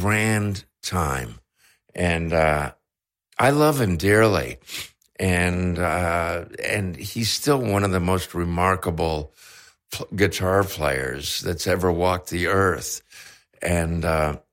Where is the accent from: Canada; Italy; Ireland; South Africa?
Canada; I'm Canadian